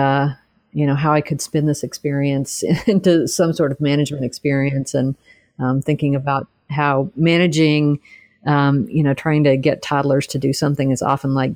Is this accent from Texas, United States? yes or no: yes; Texas, United States; moved away; I'm originally from Texas, grew up and went to college there